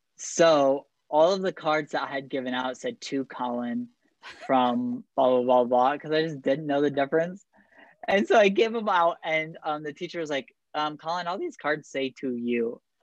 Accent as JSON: {"language": "English", "town": "Bryan", "region": "Ohio", "country": "United States", "tie": "born or raised there", "said": "Jordan and I have been growing up in Bryan, Ohio"}